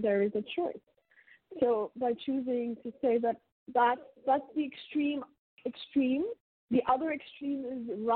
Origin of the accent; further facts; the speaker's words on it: India; And I grew up in India, and I'm born and raised in India.